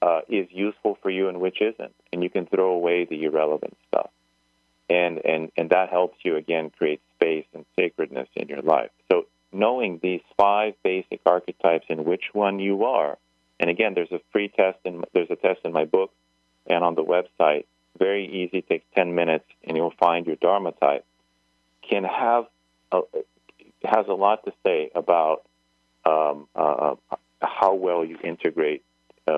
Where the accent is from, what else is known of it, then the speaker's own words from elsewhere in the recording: United States; I was born in the United States, for example. I'm American